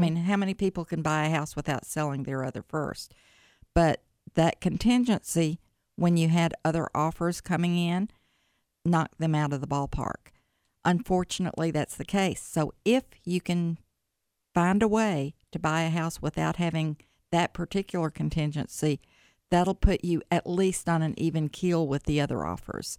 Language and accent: English; Jackson, Tennessee, United States; moved away as an adult; now in Memphis, United States; I'm originally from Jackson, Tennessee